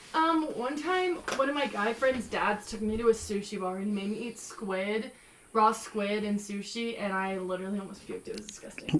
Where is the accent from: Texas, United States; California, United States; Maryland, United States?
Texas, United States; I'm from Texas